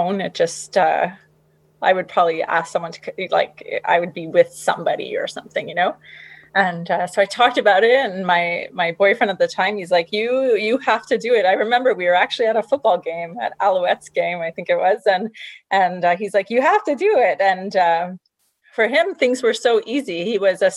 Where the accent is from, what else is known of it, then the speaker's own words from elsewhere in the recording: Montreal, Quebec, Canada; I'm originally from Montreal, Quebec, Canada